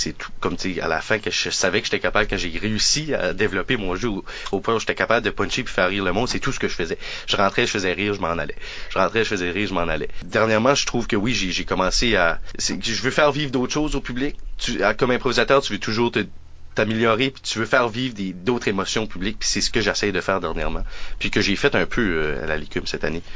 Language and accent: French; New Brunswick, Canada; on est acadien, euh, on vient du Nouveau-Brunswick